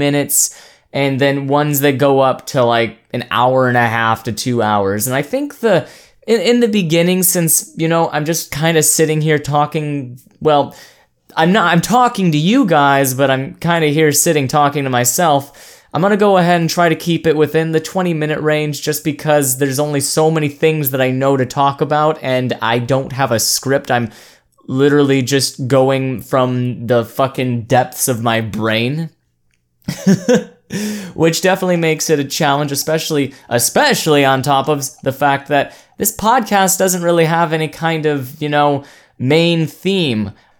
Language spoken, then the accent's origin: English; Oregon, United States; born there; I was born over in Oregon, right next to the ocean, so I kind of had it in my blood